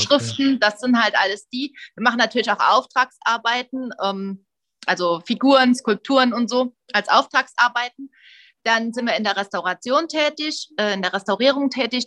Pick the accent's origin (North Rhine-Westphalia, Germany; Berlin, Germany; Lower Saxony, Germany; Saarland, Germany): Saarland, Germany; ich bin ja aus dem Saarland